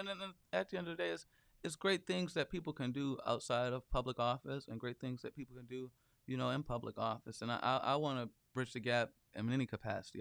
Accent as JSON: {"language": "English", "town": "Flint", "region": "Michigan", "country": "United States", "moved": "as an adult", "lives_now": "Lansing, United States", "said": "I'm from Flint, Michigan"}